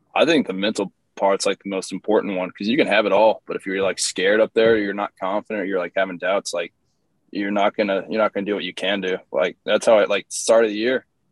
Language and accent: English; Bloomington, Indiana, United States; moved away; also born or lived in Tennessee / Eastern Illinois; I, was, born in Tennessee. I grew up in Bloomington, Indiana, uh, where Indiana University is